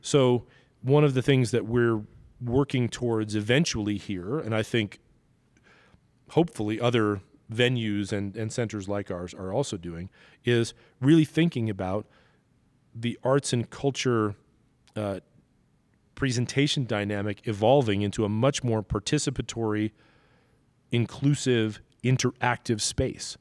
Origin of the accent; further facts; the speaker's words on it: New York City, New York, United States; now in Denver, United States; growing up in Brooklyn, I was always surrounded by a Jewish community